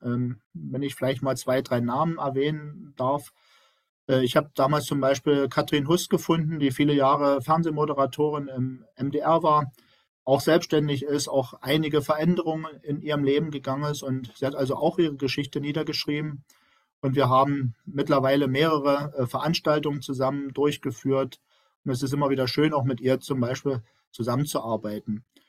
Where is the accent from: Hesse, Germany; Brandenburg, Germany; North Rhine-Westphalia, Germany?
Brandenburg, Germany; moved away as an adult; now in Dresden, Germany; ich stamme ja aus dem Land Brandenburg